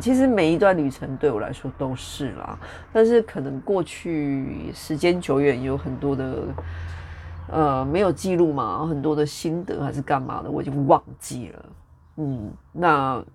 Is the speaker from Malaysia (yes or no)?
no; Taichung, Taiwan; moved away as an adult; also born or lived in Taipei; now in United Kingdom; 我本身是台中人嘛，我从小就在台中的市区长大，就是我居住的地方离这个像一中街商圈啊，然后火车站啊，这个区块都很近，所以我本来就是这个区块的人